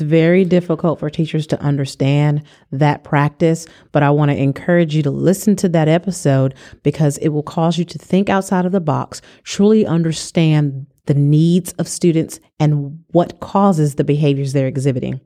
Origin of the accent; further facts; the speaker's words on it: California, United States; I'm from California